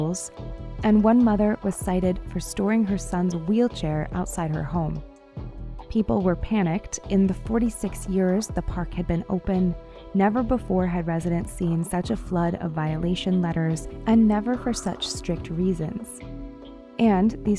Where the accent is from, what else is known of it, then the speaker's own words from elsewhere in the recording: Northfield, Minnesota, United States; a manufactured home park in my hometown of Northfield, Minnesota